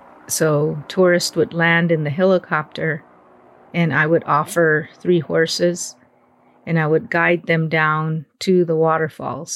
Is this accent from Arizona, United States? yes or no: yes; Supai, Arizona, United States; I'm from the Havasupai tribe. I was born in Supai Village in the bottom of the Grand Canyon